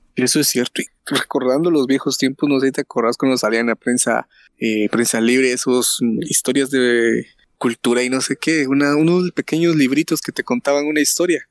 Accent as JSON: {"language": "Spanish", "country": "Guatemala", "said": "somos guatemaltecos"}